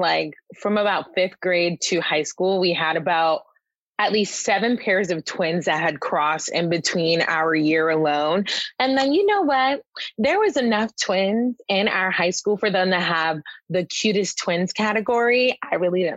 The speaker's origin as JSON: {"language": "English", "town": "Uniondale", "region": "New York", "country": "United States", "tie": "born or raised there", "also_born_or_lived": "Queens, New York", "moved": "as an adult"}